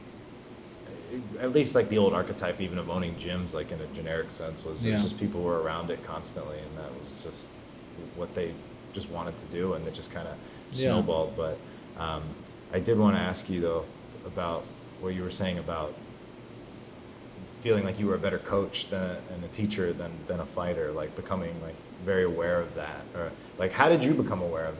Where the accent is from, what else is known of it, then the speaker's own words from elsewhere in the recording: Pittsburgh, Pennsylvania, United States; I grew up in Pittsburgh.